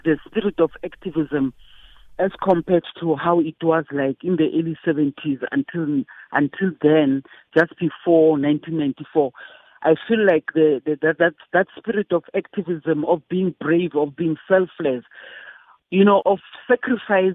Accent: South Africa; apartheid was still the thing in my country

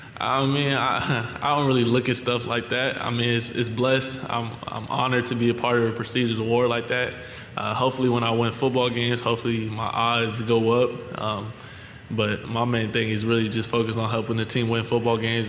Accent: California, United States; moved away as an adult; also born or lived in Arizona; now in Louisiana, United States; I'm from California, I'm from the West Coast

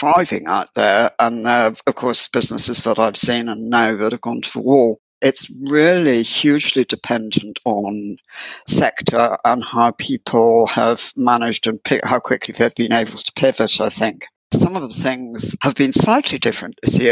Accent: United Kingdom; I'm from UK

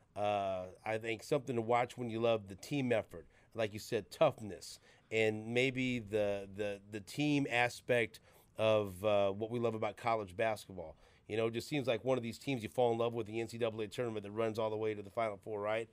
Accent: Kansas City, Missouri, United States; We're from Kansas City

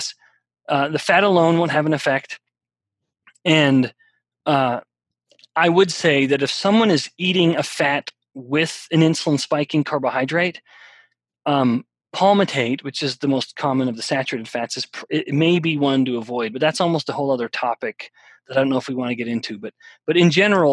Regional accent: Canada; I'm from Canada

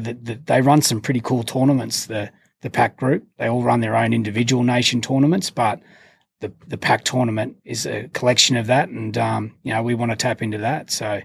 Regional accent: Canberra, Australian Capital Territory, Australia; moved away; I was a Canberra boy. I grew up in Canberra.

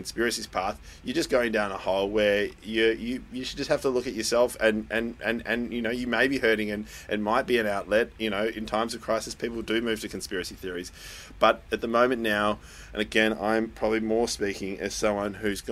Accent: Netherlands; moved away; my home country, Holland

